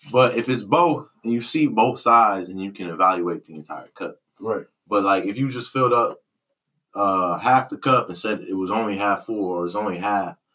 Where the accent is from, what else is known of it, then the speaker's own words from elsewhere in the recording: Detroit, Michigan, United States; I grew up in Detroit. Oh, you grew up in Detroit. I grew up in Detroit.